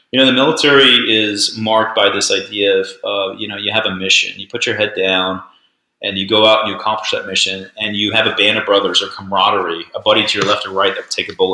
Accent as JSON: {"language": "English", "country": "Papua New Guinea", "tie": "born or raised there", "said": "I grew up, I was born in Papua New Guinea and raised my whole life there."}